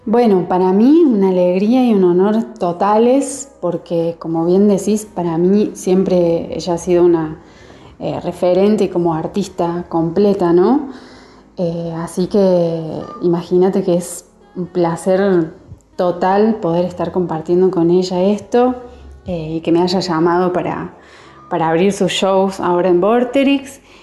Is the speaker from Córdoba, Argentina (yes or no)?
yes; Córdoba, Argentina; No solamente soy cordobesa, sino que gran parte de mi familia es jujeña